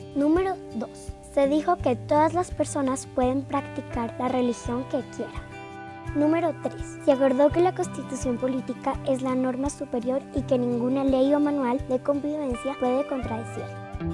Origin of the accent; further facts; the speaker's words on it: Bogotá, Colombia; tengo 10 años y nací en Bogotá